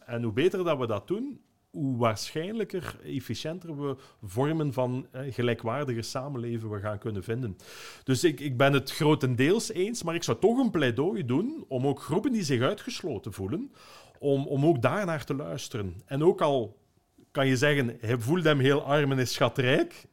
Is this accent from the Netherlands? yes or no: no; Ghent, Flanders, Belgium; Ik ben een Gentenaar